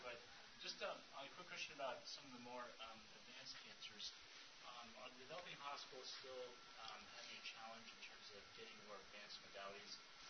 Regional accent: United Kingdom; I'm actually a British oncologist

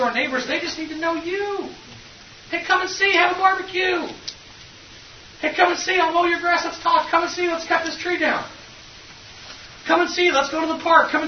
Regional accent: Iowa, United States; I'm from Iowa

